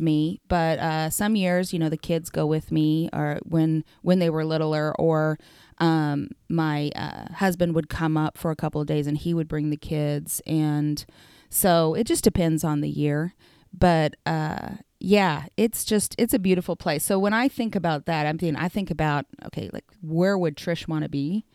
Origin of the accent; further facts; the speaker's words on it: Ponca City, Oklahoma, United States; also born or lived in Wichita, Kansas / Connecticut; now in Stillwater, United States; I was raised in Ponca City